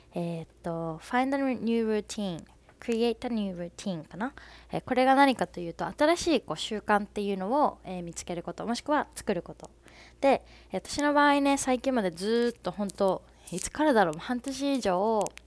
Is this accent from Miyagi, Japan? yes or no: no; Fukuoka, Japan; 私福岡出身なんですけど福岡の出身